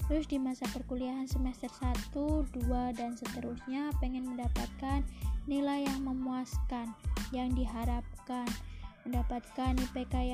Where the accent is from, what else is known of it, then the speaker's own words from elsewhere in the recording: Palembang, South Sumatra, Indonesia; Lanjut dah umur 18 tahun, gue berasal dari Palembang